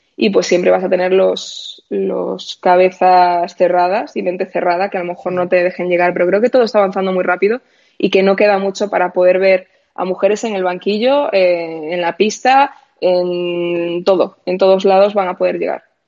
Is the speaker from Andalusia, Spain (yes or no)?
no; A Coruña, Galicia, Spain; moved away; yo soy de Coruña y cuando vivía en Coruña tenía a mis amigos de toda la vida